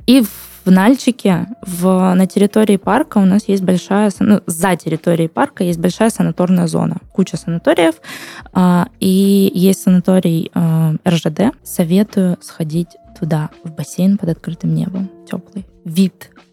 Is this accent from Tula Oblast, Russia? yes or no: no; Nalchik, Kabardino-Balkaria, Russia; moved away; я уже давно не живу там на постоянной основе